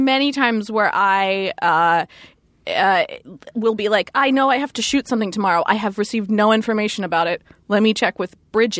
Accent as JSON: {"language": "English", "town": "Philadelphia", "region": "Pennsylvania", "country": "United States", "tie": "born or raised there", "said": "I was born in Philadelphia"}